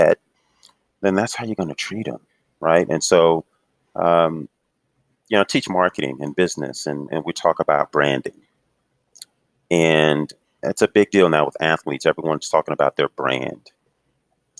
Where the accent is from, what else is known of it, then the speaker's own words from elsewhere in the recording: Houston, Texas, United States; moved away; I grew up in Houston, actually